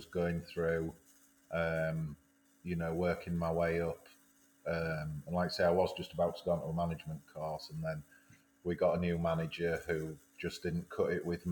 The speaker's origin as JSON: {"language": "English", "town": "Filey", "region": "Yorkshire and the Humber", "country": "United Kingdom", "tie": "born or raised there", "also_born_or_lived": "Newcastle", "said": "growing up in Filey and being close to Scarborough and Whitby and Bridlington and the Yorkshire Riviera"}